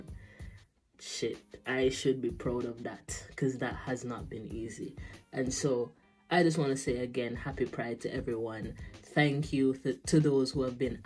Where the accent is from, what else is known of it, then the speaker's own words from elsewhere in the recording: Jamaica; a person growing up in Jamaica